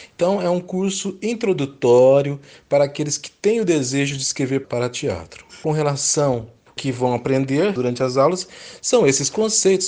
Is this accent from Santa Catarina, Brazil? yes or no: no; Londrina, Paraná, Brazil; eu sou londrinense